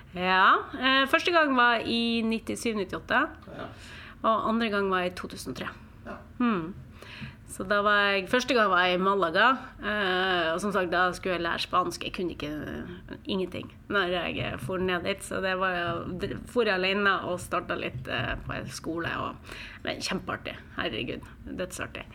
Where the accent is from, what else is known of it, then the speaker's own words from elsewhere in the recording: Mo i Rana, Nordland, Norway; also born or lived in Spain / Trondheim, Norway; now in Oslo, Norway; Jeg er fra Mo i Rana, eh, midt i Norge.